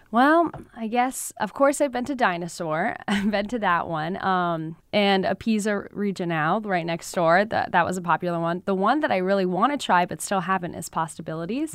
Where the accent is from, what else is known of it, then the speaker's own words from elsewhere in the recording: Brookfield, Connecticut, United States; moved away as an adult; also born or lived in South Dakota; now in Syracuse, United States; I was born and raised in Brookfield, Connecticut, small town there